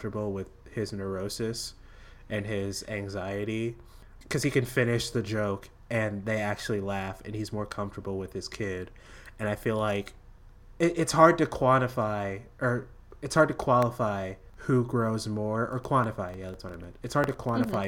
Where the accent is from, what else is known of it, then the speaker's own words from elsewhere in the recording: United States; as an American in 2019